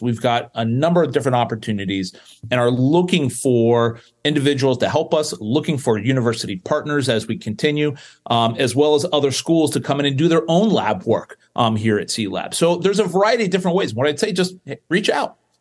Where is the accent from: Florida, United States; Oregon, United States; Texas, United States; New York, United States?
Florida, United States; South; I grew up in South Florida